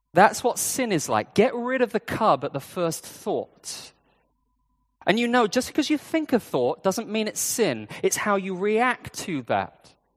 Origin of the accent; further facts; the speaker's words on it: United Kingdom; now in Hong Kong; I'm British.